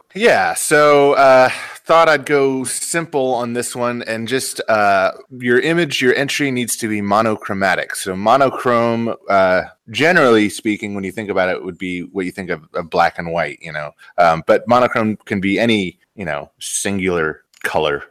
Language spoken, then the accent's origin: English; Virginia, United States; I'm from Virginia originally.